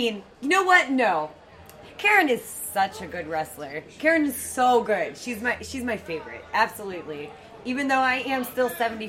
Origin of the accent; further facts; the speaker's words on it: Pittsburgh, Pennsylvania, United States; it's my hometown